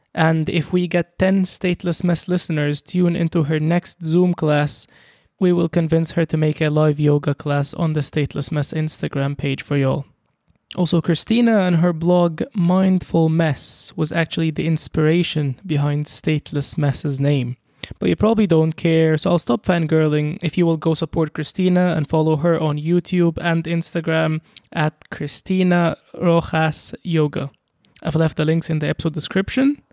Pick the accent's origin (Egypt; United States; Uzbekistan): Egypt; I'm a very typical Egyptian